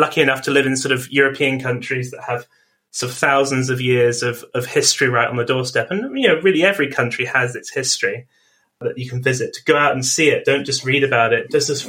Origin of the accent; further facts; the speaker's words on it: London, United Kingdom; So I grew up in London